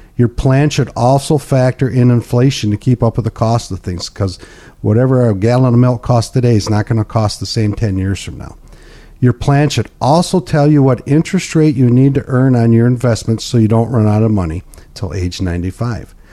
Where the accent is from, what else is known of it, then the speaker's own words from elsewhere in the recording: Pinconning, Michigan, United States; I'm born and raised in Pink County